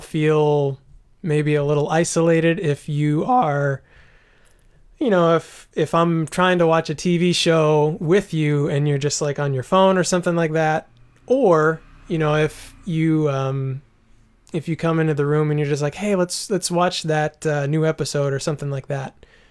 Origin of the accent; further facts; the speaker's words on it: United States; as an American